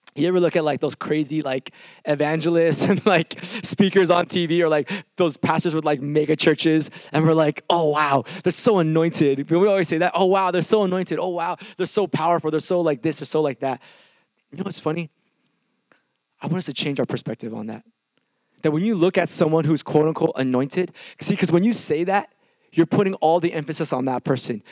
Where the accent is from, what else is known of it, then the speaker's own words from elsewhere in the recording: Milpitas, California, United States; I'm from a small town called Milpitas